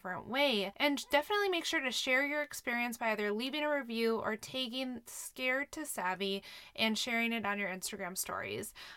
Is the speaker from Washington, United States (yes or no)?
no; Minnesota, United States; I'm a Minnesotan